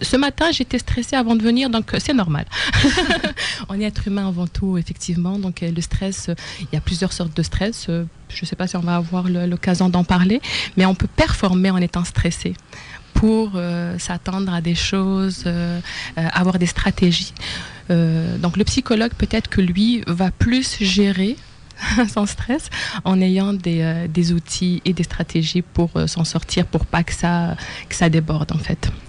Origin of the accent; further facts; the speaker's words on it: Algiers, Algiers Province, Algeria; moved away as an adult; also born or lived in France / Amqui, Quebec, Canada; now in Quebec, Canada; je suis née à Alger, la capitale de l'Algérie. Et j'ai fait une partie de mes études en Algérie